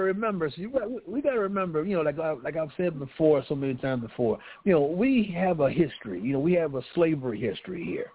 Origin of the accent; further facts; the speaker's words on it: Los Angeles, California, United States; I grew up in South Central around that area